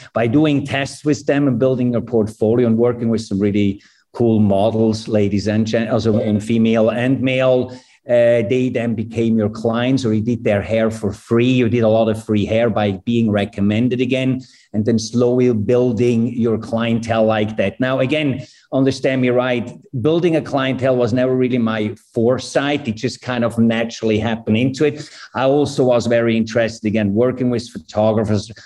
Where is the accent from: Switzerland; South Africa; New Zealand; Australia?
Switzerland; moved away as an adult; also born or lived in New York, United States / Los Angeles, United States; I was born in New York. I grew up in Switzerland.